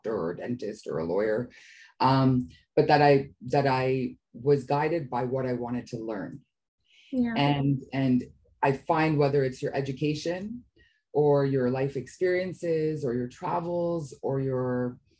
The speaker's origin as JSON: {"language": "English", "country": "Canada", "tie": "born or raised there", "said": "My parents actually immigrated to Canada, and I was born in Canada, but originally were from East Africa."}